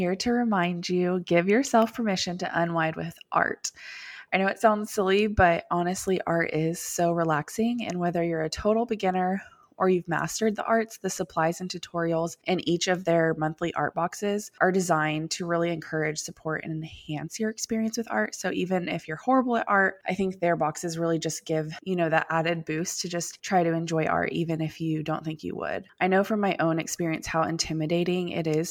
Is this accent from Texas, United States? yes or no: yes; Austin, Texas, United States; also born or lived in Dallas-Fort Worth area, Texas; now in Dallas-Fort Worth, United States; we're from Austin, Texas, is where we all grew up.